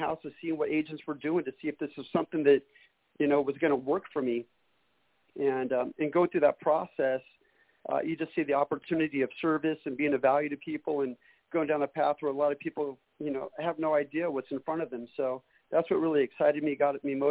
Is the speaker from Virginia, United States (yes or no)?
no; Northern California, United States; moved away as an adult; also born or lived in Hayward, California / Redding, California / Sacramento, California; originally born and raised in Northern California.